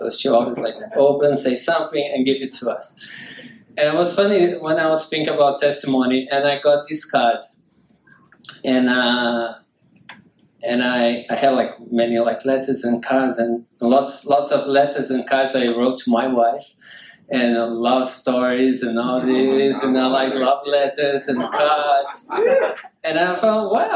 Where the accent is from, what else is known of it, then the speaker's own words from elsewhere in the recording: Brazil; I'm from Brazil.